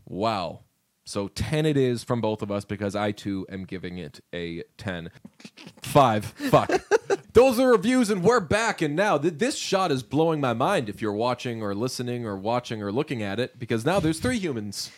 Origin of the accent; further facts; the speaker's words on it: United States; as an American